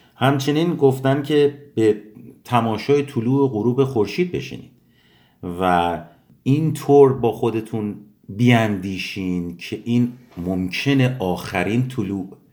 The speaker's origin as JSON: {"language": "Persian", "country": "Iran", "tie": "born or raised there", "moved": "yes", "lives_now": "United States", "said": "به ایران سفر کردیم به محله های دوران کودکیمون بریم"}